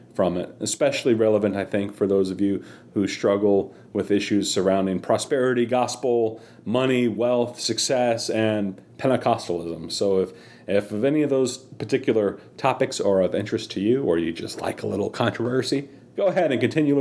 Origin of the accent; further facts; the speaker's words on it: Charlotte, North Carolina, United States; I grew up in Charlotte, North Carolina